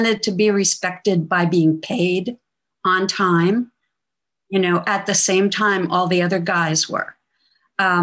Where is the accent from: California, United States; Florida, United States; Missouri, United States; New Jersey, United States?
New Jersey, United States; moved away; I'm from New Jersey originally